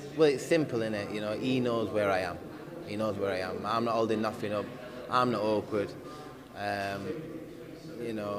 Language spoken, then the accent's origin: English; United Kingdom; I'm a Brit as well